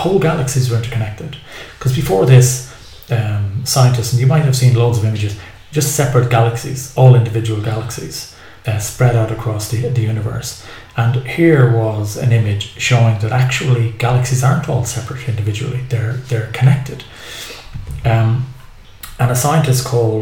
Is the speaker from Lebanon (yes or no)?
no; Ireland; now in Cilento, Italy; I'm an Irish guy in southern Italy.